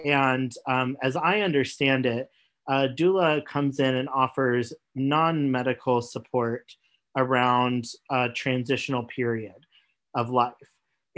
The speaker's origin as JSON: {"language": "English", "region": "Missouri", "country": "United States", "tie": "born or raised there", "also_born_or_lived": "Oklahoma", "said": "I grew up in Missouri and Oklahoma, and my family was very conservative Christian."}